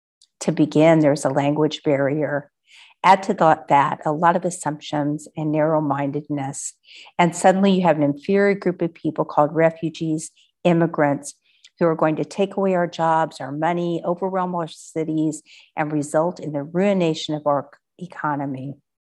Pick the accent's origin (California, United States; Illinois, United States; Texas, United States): Texas, United States; now in Poland; After all, I am from Texas.